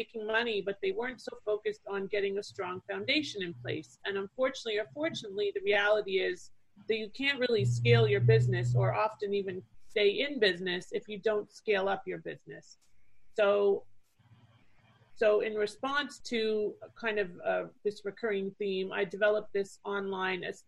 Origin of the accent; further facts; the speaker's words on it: Toronto, Ontario, Canada; moved away as an adult; now in Fort Lauderdale, United States; I'm originally from Canada. So I grew up in Toronto